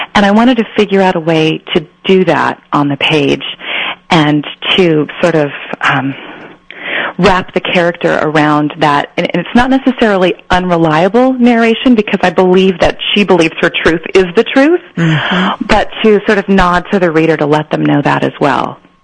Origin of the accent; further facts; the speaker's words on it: San Joaquin Central Valley, Northern California, United States; moved away as an adult; also born or lived in Iowa / Berkeley / Los Angeles; I was born in Iowa, but we were there for about three months, and then we moved to California, and I was raised in Northern California, up in the California um, San Joaquin Central Valley